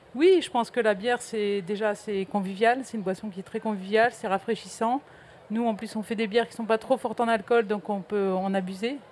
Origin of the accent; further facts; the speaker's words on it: the North, Hauts-de-France, France; moved away; moi, je suis originaire du Nord